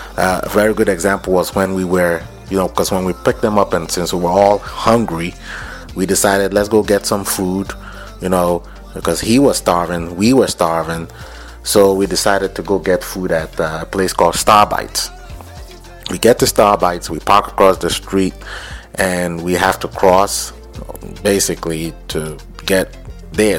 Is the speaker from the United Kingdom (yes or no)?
no; Lagos, Nigeria; moved away; When I was growing up in Lagos